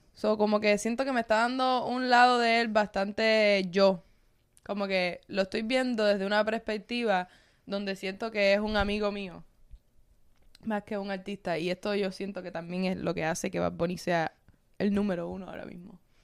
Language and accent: Spanish; Cuba; now in United States; A mí me ha pasado solamente por ser cubana